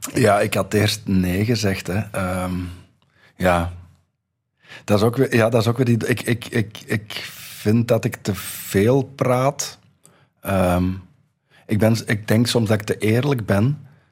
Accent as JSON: {"language": "Dutch", "town": "Dendermonde", "region": "Flanders", "country": "Belgium", "tie": "born or raised there", "said": "ik ben nog geboren in Dendermonde."}